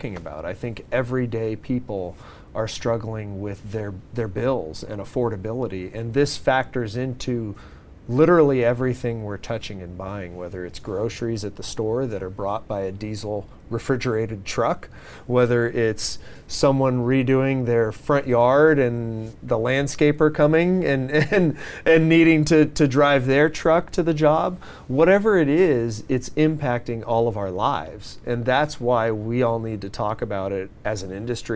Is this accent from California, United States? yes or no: yes; San Diego, California, United States; I grew up here, born and raised in San Diego.